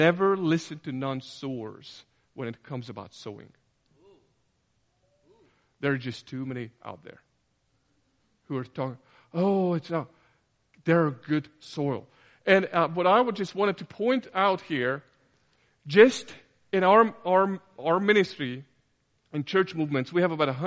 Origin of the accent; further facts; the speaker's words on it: Hungary; we're from Hungary, and fascism and communism left their deep and cruel marks, not just on the nation, but on our family as well.